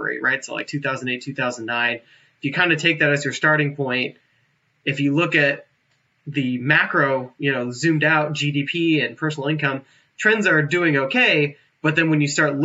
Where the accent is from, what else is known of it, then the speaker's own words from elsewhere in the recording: Fremont, California, United States; now in Anchorage, United States; I grew up in Fremont, which is like East Bay, kind of South East Bay